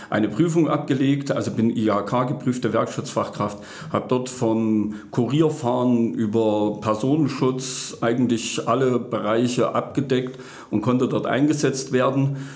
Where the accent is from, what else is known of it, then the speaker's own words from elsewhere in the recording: Plankenstein, Thuringia, Germany; Ich bin in der Rennsteiggemeinde Plankenstein groß geworden. Ja, dort äh, lebe ich seit äh, über 50 Jahren.